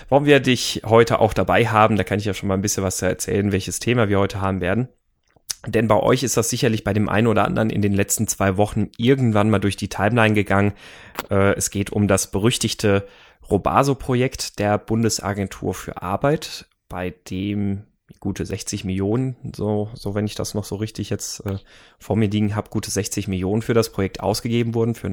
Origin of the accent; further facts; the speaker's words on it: Munich, Bavaria, Germany; moved away as an adult; Ach, meine alte Heimat. Ich bin ja, bin ja letztes Jahr aus München weggezogen.